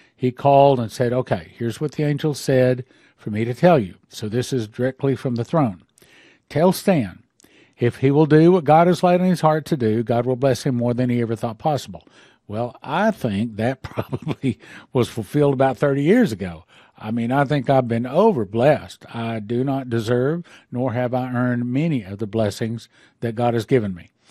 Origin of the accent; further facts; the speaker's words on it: West Texas, United States; I was raised in West Texas